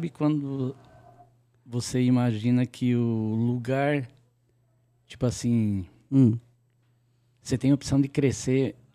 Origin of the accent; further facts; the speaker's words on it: Anchieta, Santa Catarina, Brazil; now in São Paulo, Brazil; Não, é Santa Catarina, cidade de Anchieta.